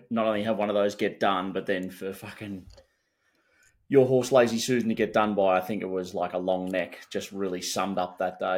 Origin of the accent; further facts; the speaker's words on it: Australia; but like me as an Aussie cricket fan